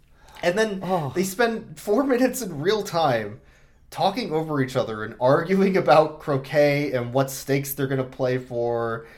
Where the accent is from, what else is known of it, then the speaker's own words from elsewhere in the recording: Midwest, United States; I'm from the Midwest